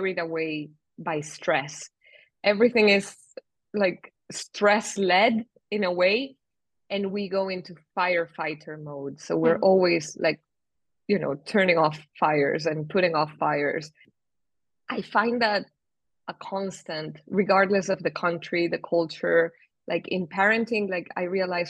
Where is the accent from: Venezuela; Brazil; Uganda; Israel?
Venezuela; moved away as an adult; also born or lived in Spain / England; now in Switzerland; I moved from Venezuela, then to Spain, then to England, and then to Switzerland.